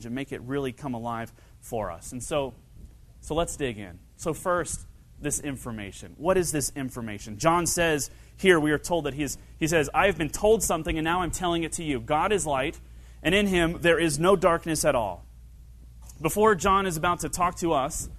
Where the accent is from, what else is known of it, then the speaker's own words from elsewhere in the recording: Kentucky, United States; I grew up in Kentucky.